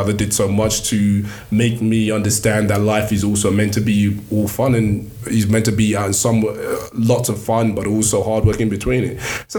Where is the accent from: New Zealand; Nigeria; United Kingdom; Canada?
Nigeria; And then the other is that, like, obviously being Nigerian, it's just more education was king.